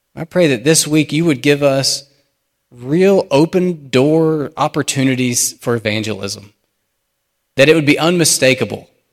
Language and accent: English; United States; as American Christians